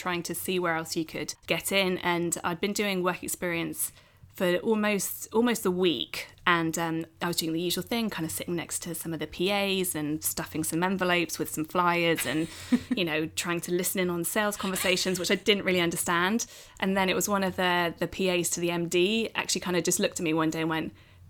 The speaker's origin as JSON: {"language": "English", "area": "Oxfordshire", "region": "South East England", "country": "United Kingdom", "tie": "born or raised there", "said": "the local TV station where we grew up in Oxfordshire"}